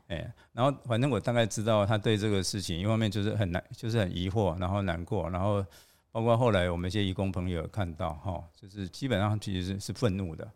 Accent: Taiwan; 作为台湾人

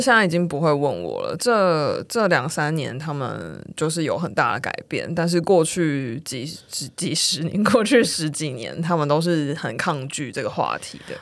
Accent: Kaohsiung, Taiwan; moved away as an adult; also born or lived in United Kingdom; 因为我是高雄人

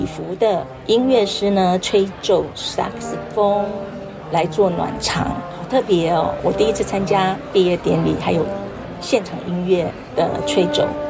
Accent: Taiwan; 我们台湾人

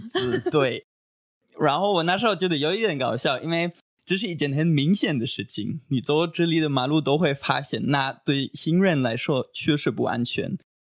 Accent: Göttingen, Lower Saxony, Germany; Chinese is a second language; moved away as an adult; also born or lived in China; now in Taiwan; 我来自德国的一个很美丽的小城市，叫戈廷根。然后我已经大概五年都学了中文，我之前就在中国待过一年当交换学生。然后我现在在台湾，对，快一年了

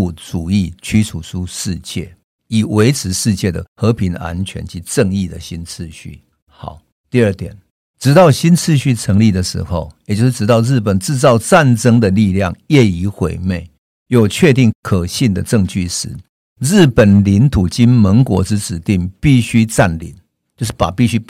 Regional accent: Taiwan; 就是我们台湾人最关心的台湾

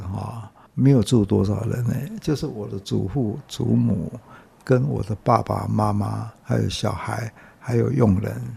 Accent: Taipei, Taiwan; 我是在大稻城出生、长大、读书、结婚、生了第一个女儿

